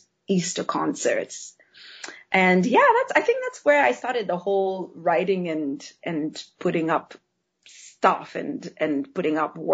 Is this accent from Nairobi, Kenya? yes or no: yes; Nairobi, Kenya; moved away; am actually originally from Kenya. I grew up in Nairobi, Kenya, which is in East Africa